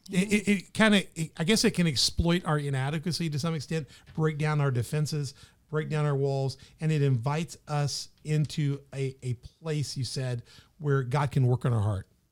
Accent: the South, United States; moved away; also born or lived in Memphis; I'm from the South.

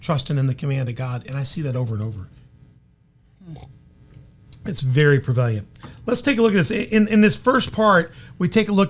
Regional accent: Memphis, Tennessee, United States; now in Carbondale, United States; I grew up most of my life in Memphis, so I consider myself a Memphis boy

